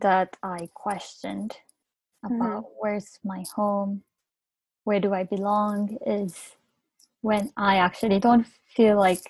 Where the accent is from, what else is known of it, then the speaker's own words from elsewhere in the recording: Thailand; now in Japan; During my time in Thailand, I grew up in Japanese neighborhood, learning mm-hmm. Japanese culture, speaking mm-hmm. Japanese.